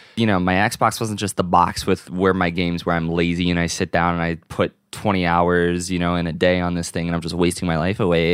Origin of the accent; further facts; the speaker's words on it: Virginia, United States; my local GameStop growing up in Virginia